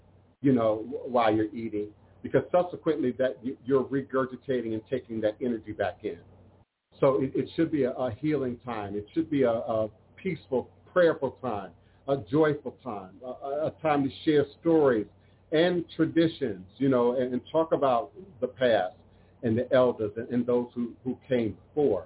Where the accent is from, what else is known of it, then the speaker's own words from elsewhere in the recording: Maryland, United States; growing up in Maryland